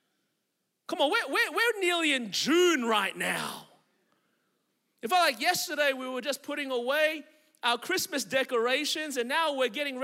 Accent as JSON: {"language": "English", "town": "Melbourne", "region": "Victoria", "country": "Australia", "tie": "born or raised there", "moved": "yes", "lives_now": "Anderson, United States", "said": "I was born and raised in Melbourne, Australia"}